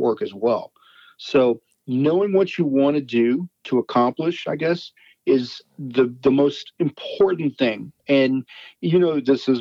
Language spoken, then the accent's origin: English; Texas, United States; I'm from Texas